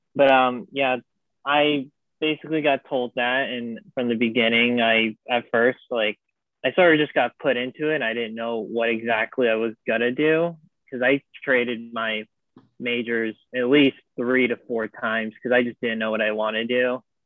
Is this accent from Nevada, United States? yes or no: yes; Las Vegas, Nevada, United States; moved away; I'm from Las Vegas. So I transferred from a community college where I'm from in Las Vegas